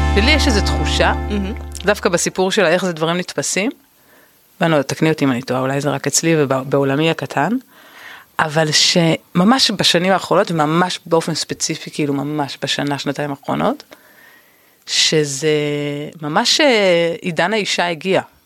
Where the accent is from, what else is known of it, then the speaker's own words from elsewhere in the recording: Tel Aviv, Tel Aviv District, Israel; וגדלתי כאן